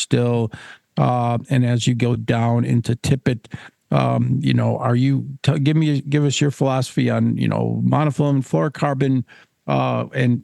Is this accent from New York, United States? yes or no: yes; Niagara Frontier, New York, United States; since I was a little boy growing up in the Niagara Frontier with my paper route